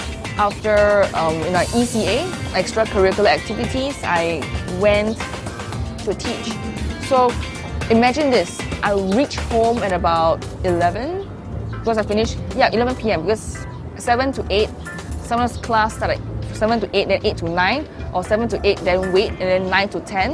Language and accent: English; Singapore; I'm from Singapore.